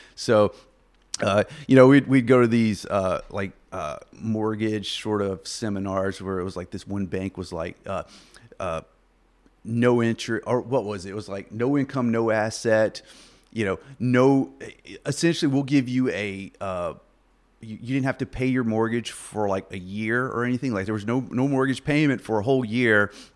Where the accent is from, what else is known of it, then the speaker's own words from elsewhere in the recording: Lake Village, Arkansas, United States; moved away as an adult; also born or lived in Plattsburgh, New York; now in Wichita, United States; I was in, born in uh, southeast Arkansas, Lake Village, little little small town